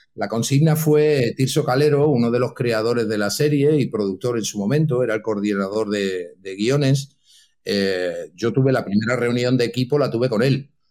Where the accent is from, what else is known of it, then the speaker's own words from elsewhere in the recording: Santa Coloma de Gramenet, Catalonia, Spain; now in Madrid, Spain; nací, para los que estáis en Cataluña, en Barcelona, nací en Santaco, en Santa mm. Coloma de Gramané